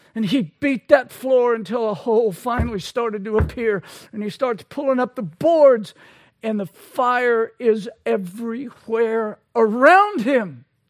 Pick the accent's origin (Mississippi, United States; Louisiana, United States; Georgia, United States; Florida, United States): Louisiana, United States; I'm from Louisiana.